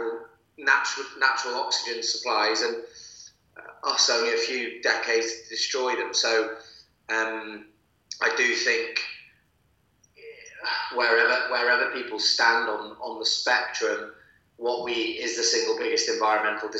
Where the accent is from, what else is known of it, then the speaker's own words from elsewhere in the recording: Manchester, North West England, United Kingdom; I was brought up in Manchester, myself and my brothers